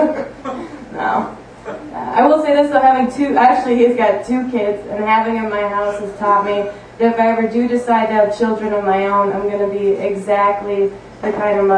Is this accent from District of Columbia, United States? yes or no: no; Upper Peninsula of Michigan, United States; now in Milwaukee, United States; I'm from the Upper Peninsula of Michigan.